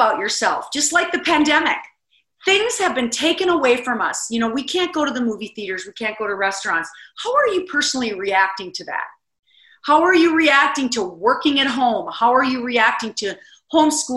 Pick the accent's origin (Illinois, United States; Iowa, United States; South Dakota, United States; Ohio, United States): South Dakota, United States; the people of South Dakota that did this for me. I mean, my hometown put on this huge fundraiser